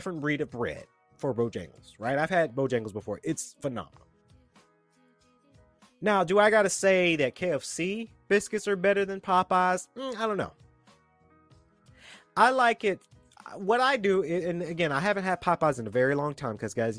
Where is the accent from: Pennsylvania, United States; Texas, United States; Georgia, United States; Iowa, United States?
Georgia, United States; Atlanta; I'm a Georgian, born and raised in Atlanta